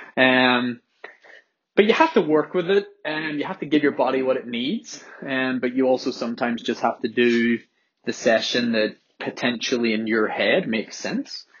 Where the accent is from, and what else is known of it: Belfast, Northern Ireland, United Kingdom